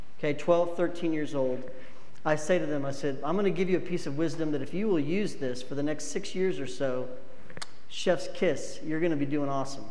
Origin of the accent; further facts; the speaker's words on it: Wyoming, United States; I'm from Wyoming.